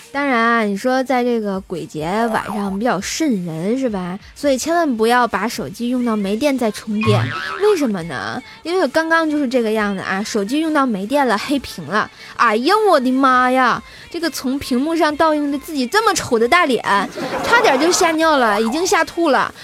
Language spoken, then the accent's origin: Chinese; Tianjin, China; 我是来自天津的